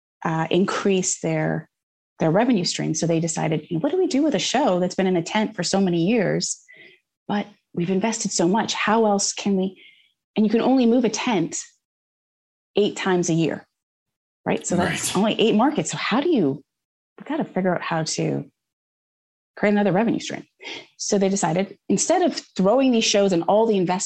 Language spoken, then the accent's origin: English; Canada; moved away as an adult; now in United States; growing up in Canada